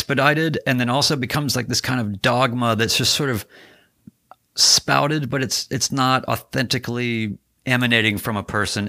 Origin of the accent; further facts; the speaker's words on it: Winston-Salem, North Carolina, United States; moved away; also born or lived in New York City / Seattle; I grew up in North Carolina